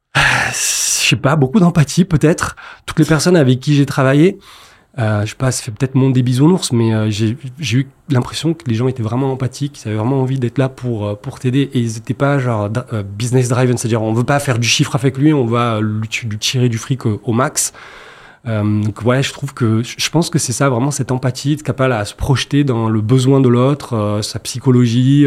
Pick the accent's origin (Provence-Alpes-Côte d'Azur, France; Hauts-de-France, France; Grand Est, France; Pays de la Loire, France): Provence-Alpes-Côte d'Azur, France; Marseille; je suis marseillais